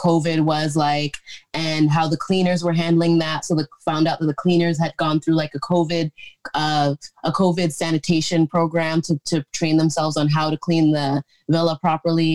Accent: Canada; I'm proud to be Canadian

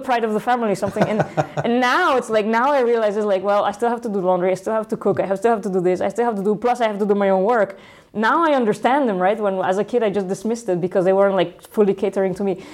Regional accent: Guadalajara, Jalisco, Mexico; moved away as an adult; also born or lived in Italy / Mexico City / Silicon Valley; for four years in Mexico City, and then uh, the rest of my uh, until I was 18 in Guadalajara.

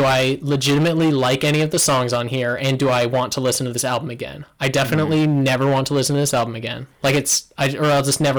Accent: United States; as an American.

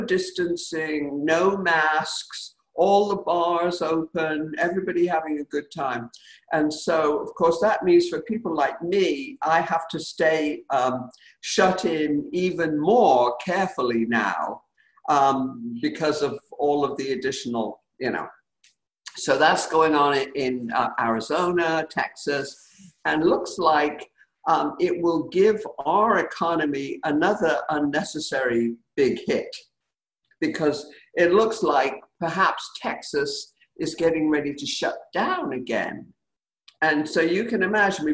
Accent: United Kingdom; now in United States; I grew up in Britain, and this is my beloved adopted country

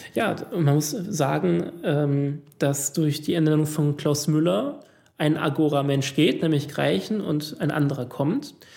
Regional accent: Italy; hier als Italiener

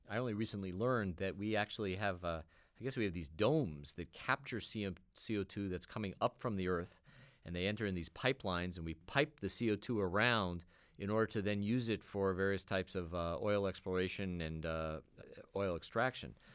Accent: New York, United States; I grew up in New York

